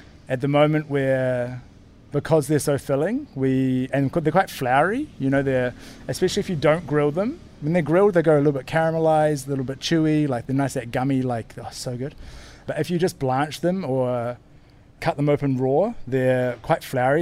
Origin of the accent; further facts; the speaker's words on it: New Zealand; now in Portugal; I'm from New Zealand, and we don't really have a tradition of eating them in New Zealand